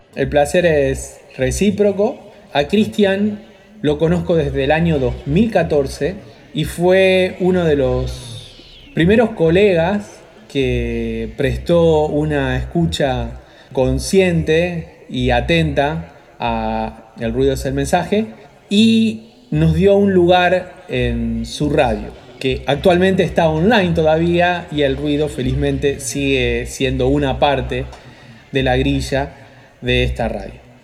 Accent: Argentina; nosotros como argentinos

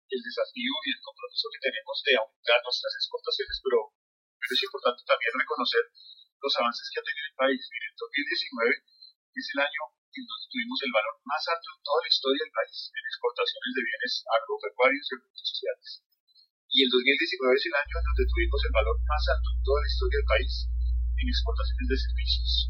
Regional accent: Colombia

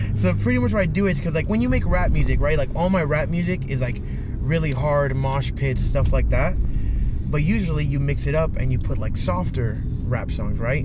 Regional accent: South Florida, United States; I'm from South Florida.

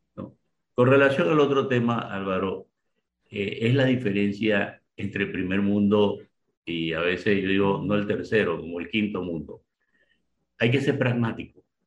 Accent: Panama; yo soy ciudadano panameño y pago mis impuestos

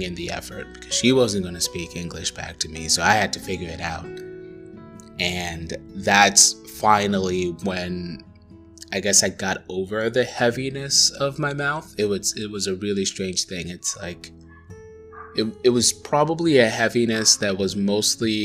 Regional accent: Tanzania; first language Swahili; English is a second language; moved away; I grew up in Tanzania. I grew up thinking in Swahili

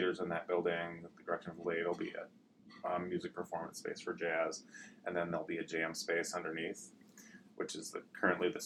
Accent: Ann Arbor, Michigan, United States; also born or lived in Las Vegas; I grew up in Ann Arbor

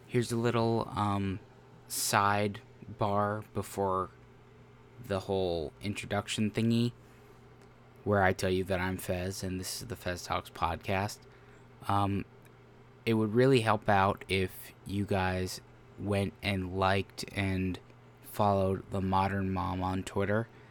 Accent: United States; I'm an American man

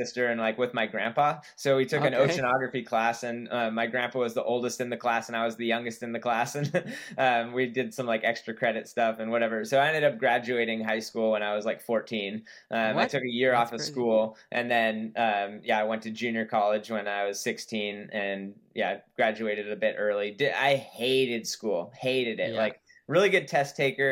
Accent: Santa Cruz, California, United States; I grew up in Santa Cruz, California.

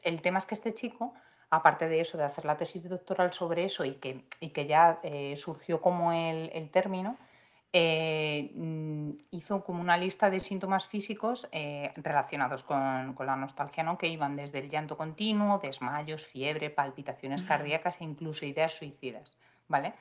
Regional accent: Madrid, Community of Madrid, Spain; yo soy de, de Madrid, que es que Madrid es muy grande

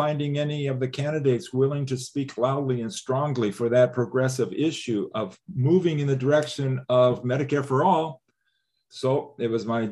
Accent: Quincy, Illinois, United States; moved away as an adult; also born or lived in Africa / Madison, Wisconsin; now in La Crosse, United States; growing up in Quincy, Illinois

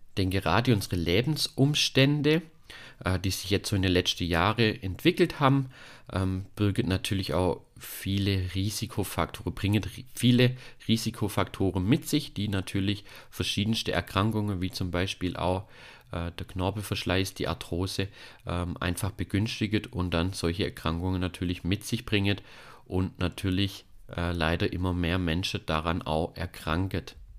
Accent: Germany; hier bei uns in Deutschland

